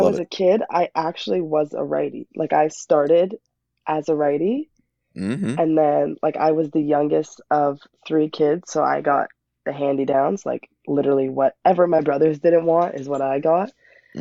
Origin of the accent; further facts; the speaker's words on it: Toronto, Ontario, Canada; my hometown